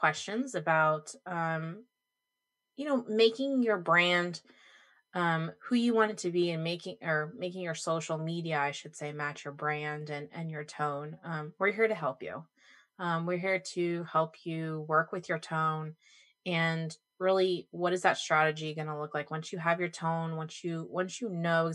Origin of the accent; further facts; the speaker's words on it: Orlando, Florida, United States; I was born and raised in Orlando